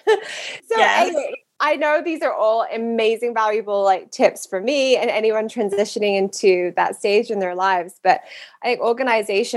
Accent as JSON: {"language": "English", "country": "United Kingdom", "moved": "as an adult", "lives_now": "United States", "said": "I'm from the UK, but have lived in America for a while now"}